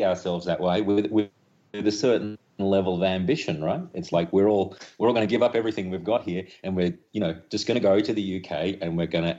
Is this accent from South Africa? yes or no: no; Australia; us as young people growing up in Australia